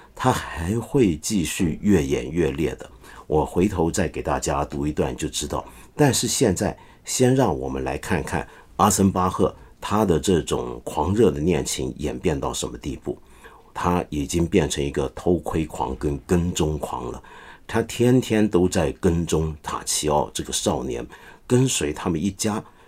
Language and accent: Chinese; China; 我们中国人常说